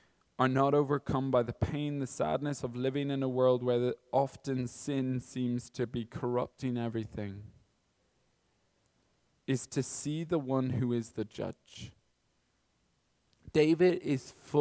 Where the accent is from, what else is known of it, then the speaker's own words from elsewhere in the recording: Kilkenny, Leinster, Ireland; now in Dublin, Ireland; I'm from Kilkenny